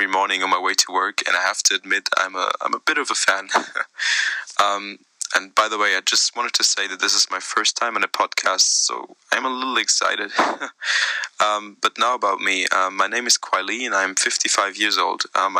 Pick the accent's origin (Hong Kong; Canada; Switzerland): Hong Kong; now in United Kingdom; Yes, I'm originally from Hong Kong, from China, but I moved to Britain in 1964 with my sister and my mother.